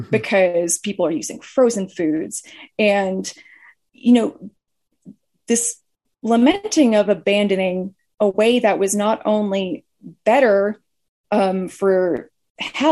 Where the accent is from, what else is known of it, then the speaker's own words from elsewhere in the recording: United States; as an American